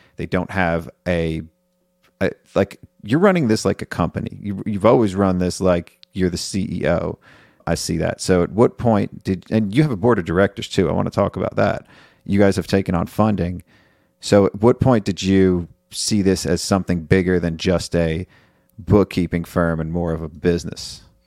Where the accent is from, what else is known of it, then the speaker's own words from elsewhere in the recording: New York, United States; moved away; I'm from New York